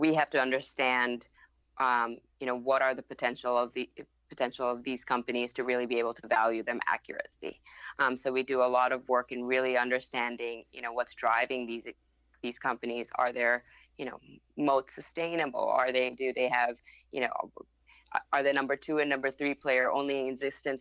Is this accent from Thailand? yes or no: yes; Bangkok, Thailand; first language Thai; English is a second language; And then I grew up in Bangkok, Thailand, so Thai is actually my first language, and then picked up English along the way.